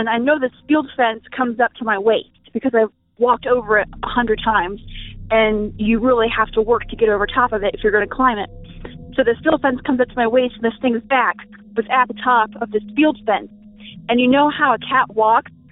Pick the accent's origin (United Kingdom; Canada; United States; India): United States; I'm actually from Washington